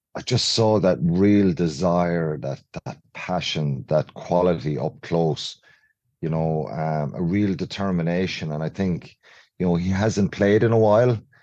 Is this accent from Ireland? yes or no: yes; Ireland; as Irish people